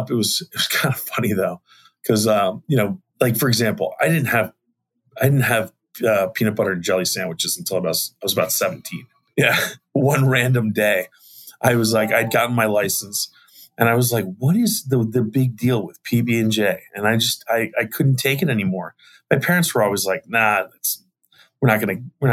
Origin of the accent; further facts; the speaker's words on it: Arlington, Virginia, United States; I was born and raised in Arlington, Virginia